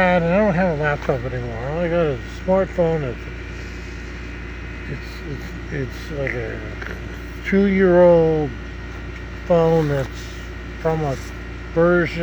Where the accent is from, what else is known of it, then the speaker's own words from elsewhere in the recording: Nebraska, United States; now in Florida, United States; Nebraska, my home state, Nebraska